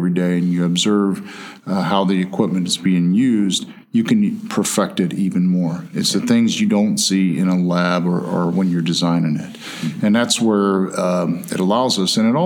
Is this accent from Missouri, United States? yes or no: no; Ohio, United States; I grew up in Ohio. We had a potato farm